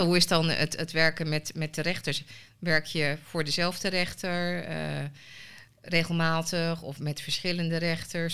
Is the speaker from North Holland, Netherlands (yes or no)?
no; Almelo, Overijssel, Netherlands; also born or lived in Suriname; ben in Suriname geboren. Wel echt opgegroeid in Nederland. Ehm, nou, Almelo.